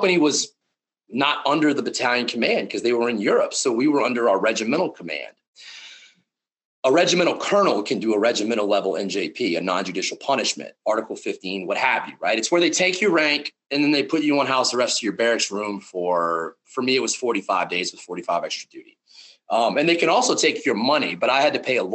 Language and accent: English; South Louisiana, United States; I grew up in South Louisiana